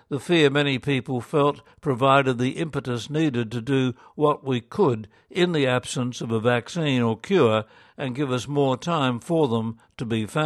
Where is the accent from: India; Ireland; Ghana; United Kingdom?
Ireland; I was monitoring the situation in Ireland, my home country